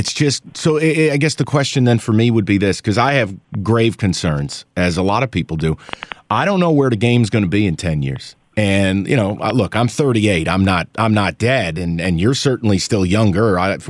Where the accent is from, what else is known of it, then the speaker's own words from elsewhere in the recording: near Saratoga, New York, United States; I was born near Saratoga